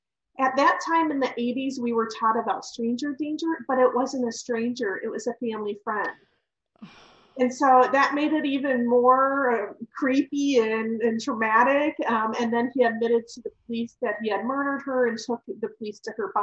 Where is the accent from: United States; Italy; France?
United States; Ohio; I was actually born and raised in Ohio